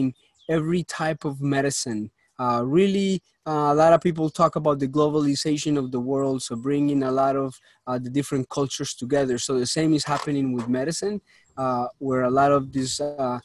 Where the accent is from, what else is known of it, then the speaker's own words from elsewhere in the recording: Colombia; moved away; I was born in Colombia, raised up over there, moved to this country